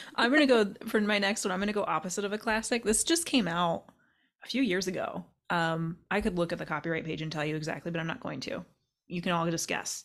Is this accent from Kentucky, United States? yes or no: yes; Kentucky, United States; moved away; I grew up in Kentucky